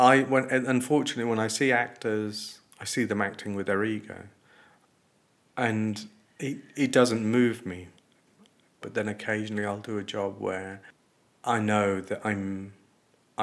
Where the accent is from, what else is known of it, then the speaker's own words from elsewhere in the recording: Coventry, West Midlands, United Kingdom; I'm a kid from a corner shop in Coventry